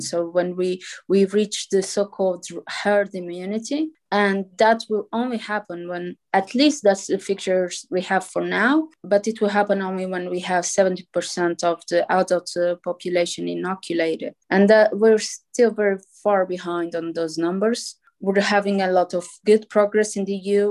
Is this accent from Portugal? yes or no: yes; Portugal; I come from Portugal.